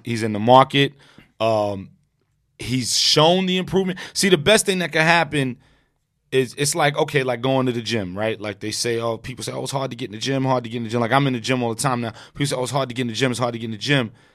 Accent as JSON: {"language": "English", "town": "New York City", "region": "New York", "country": "United States", "tie": "born or raised there", "said": "I'm born and raised in Brooklyn"}